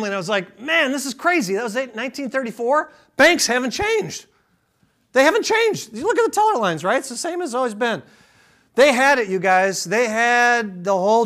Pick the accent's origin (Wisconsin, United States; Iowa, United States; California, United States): Wisconsin, United States; Appleton; I'm from Appleton.